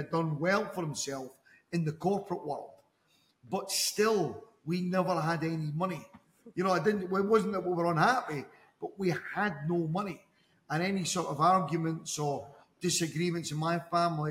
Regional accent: Dundee, Scotland, United Kingdom; moved away as an adult; now in Dubai, United Arab Emirates; Originally from Scotland in the UK. I'm actually from the east coast of Scotland in a city called Dundee

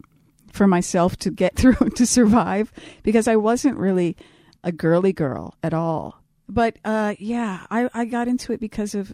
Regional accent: Los Angeles, California, United States; moved away; also born or lived in Minneapolis; growing up in Hollywood, where everybody was just a freak and androgynous and just totally cutting edge

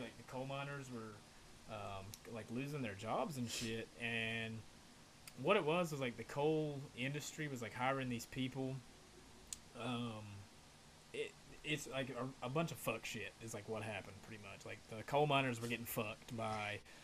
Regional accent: Virginia, United States; also born or lived in Appalachian Mountains; now in Florida, United States; I grew up in Virginia

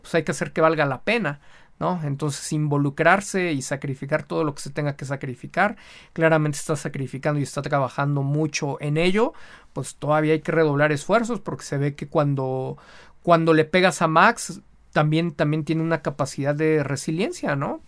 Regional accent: Mexico; como buenos mexicanos

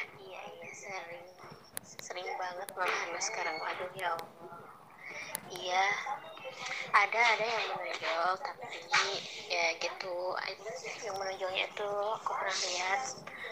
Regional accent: Cihampelas, West Java, Indonesia; dari Ciamplas

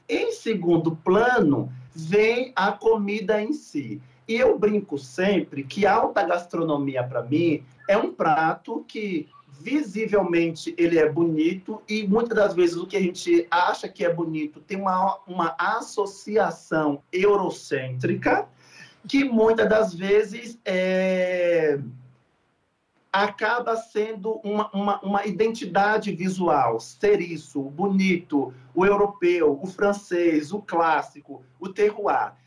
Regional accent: Salvador, Bahia, Brazil; eu sou de Salvador.

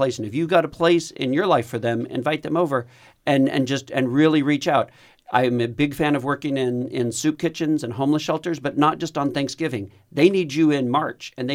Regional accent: Texas, United States; I'm Texan

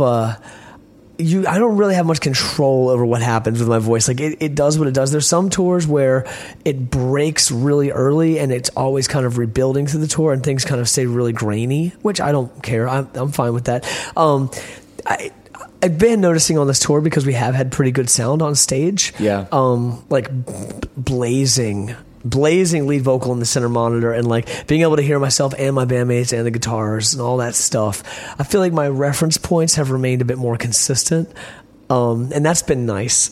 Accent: Richmond, Virginia, United States; growing up in Richmond and having these beautiful charismatic friends

